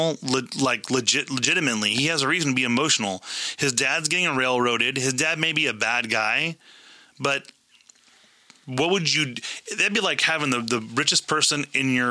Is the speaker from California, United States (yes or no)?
yes; Northern California, United States; we're from Northern California.